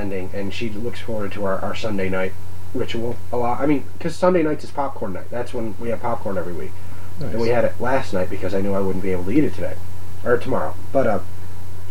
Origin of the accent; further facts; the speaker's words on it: Oswego County, New York, United States; growing up in Oswego County, where everybody's a racist, you know, backwoods country